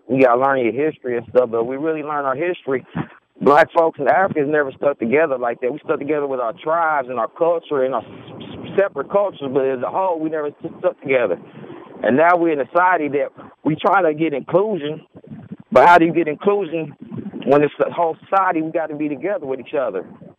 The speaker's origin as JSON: {"language": "English", "country": "United States", "said": "We are part of the American culture. I am American."}